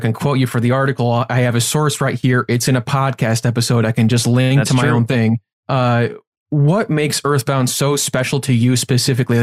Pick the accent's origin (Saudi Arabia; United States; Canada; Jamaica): United States; Chicago, Illinois